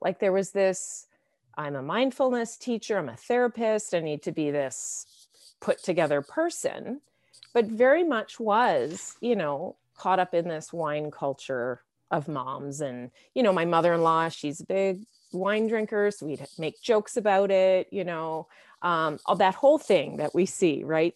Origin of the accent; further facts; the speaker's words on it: Canada; I'm from Canada